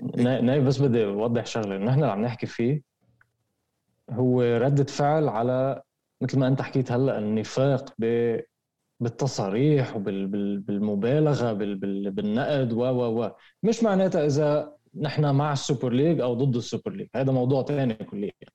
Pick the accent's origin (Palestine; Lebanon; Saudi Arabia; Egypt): Lebanon; عندنا بلبنان